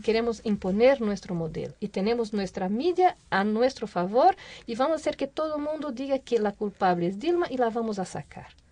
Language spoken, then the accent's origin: Spanish; Brazil; Spanish is a second language; now in Mexico; como brasileña